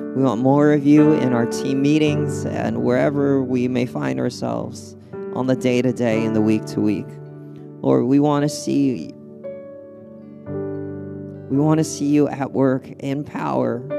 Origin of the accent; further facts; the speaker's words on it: California, United States; moved away; I'm from California